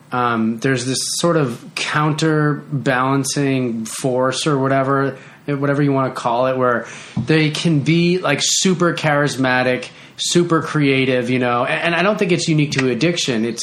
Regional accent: Boston, Massachusetts, United States; us New Englanders, I'm from Boston

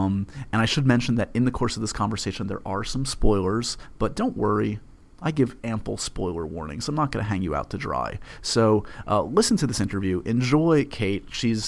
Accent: New York, United States; born there; again, I was born in New York, and I grew up with Regis

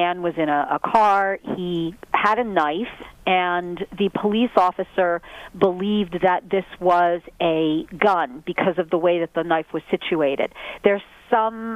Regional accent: Philadelphia, Pennsylvania, United States; I'm from Philadelphia

